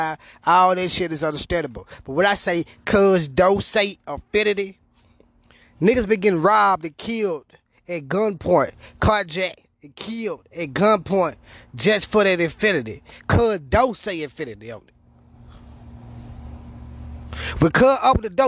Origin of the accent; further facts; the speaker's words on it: Memphis, Tennessee, United States; I'm from Memphis, man. We were raised differently